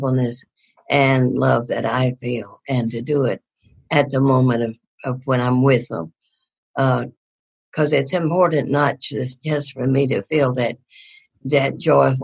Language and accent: English; North Louisiana, United States; moved away; also born or lived in Houston, Texas; I grew up in North Louisiana.